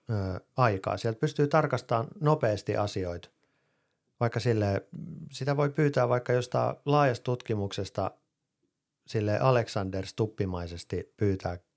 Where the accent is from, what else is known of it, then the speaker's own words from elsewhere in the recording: Finland; first language Finnish; Siis totta kai mä osaan englantia, mutta suomi on mun äidinkieli.